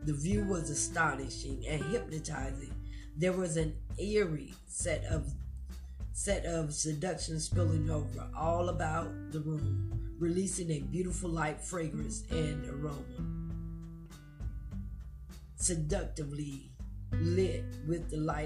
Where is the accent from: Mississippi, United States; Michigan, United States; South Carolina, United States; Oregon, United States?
South Carolina, United States; Myrtle Beach; my hometown of Myrtle Beach